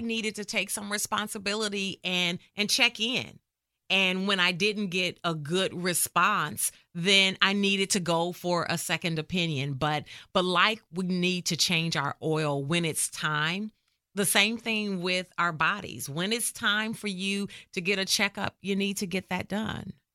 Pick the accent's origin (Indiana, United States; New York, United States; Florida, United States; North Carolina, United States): Indiana, United States; Indianapolis; moved away as an adult; now in McKinney, United States; I am born and raised in Indianapolis, Indiana, but I got to Texas as soon as I could